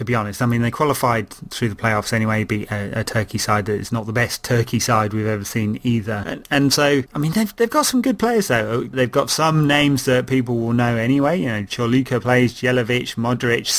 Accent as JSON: {"language": "English", "region": "England", "country": "United Kingdom", "said": "I'm English"}